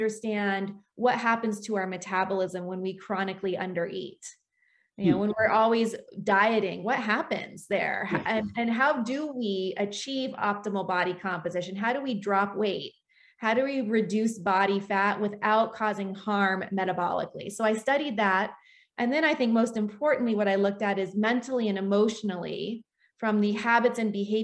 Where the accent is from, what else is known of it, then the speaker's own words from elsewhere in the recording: Washington, United States; I grew up in Washington State.